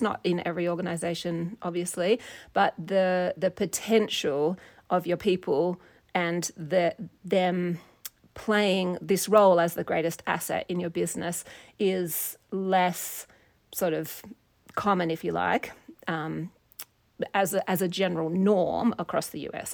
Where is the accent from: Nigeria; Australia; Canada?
Australia; Perth, Western Australia; moved away as an adult; also born or lived in United States; now in Montana, United States; I grew up in Australia and in Perth, Western Australia